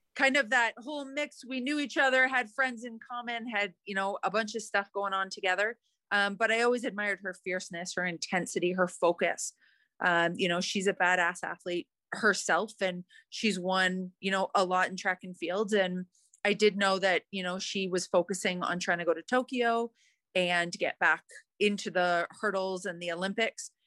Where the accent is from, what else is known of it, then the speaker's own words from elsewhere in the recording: Calgary, Alberta, Canada; where I grew up in Canada, in Calgary